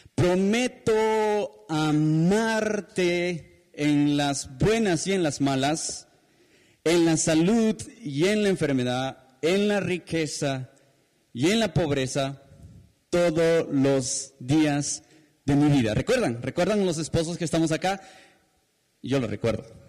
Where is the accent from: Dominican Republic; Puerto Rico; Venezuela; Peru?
Peru; como peruanos